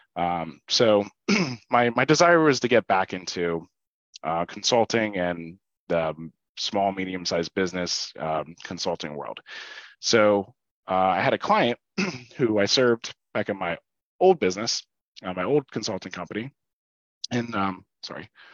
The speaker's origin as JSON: {"language": "English", "area": "Oley Valley, Berks County", "region": "Pennsylvania", "country": "United States", "tie": "born or raised there", "also_born_or_lived": "Shillington, Pennsylvania", "said": "I grew up in Ole Valley. Um, so I went to high school there, graduated, uh, went there my whole life"}